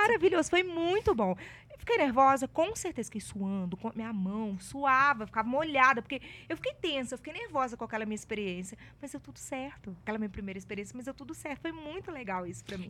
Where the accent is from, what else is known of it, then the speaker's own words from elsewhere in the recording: Ouro Preto, Minas Gerais, Brazil; now in Belo Horizonte, Brazil; Mas eu não sou de Belo Horizonte. Eu sou do interior. Eu nasci em Ouro Preto